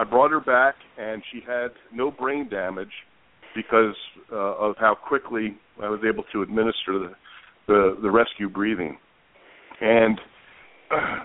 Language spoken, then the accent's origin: English; Princeton, New Jersey, United States; moved away as an adult; now in Las Vegas, United States; my hometown in Princeton, New Jersey, which is a beautiful small town